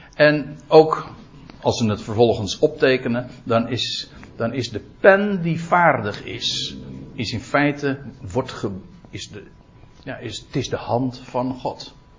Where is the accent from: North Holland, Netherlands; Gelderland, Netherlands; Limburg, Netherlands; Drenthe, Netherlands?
North Holland, Netherlands; Aalsmeer; bij ons in Aalsmeer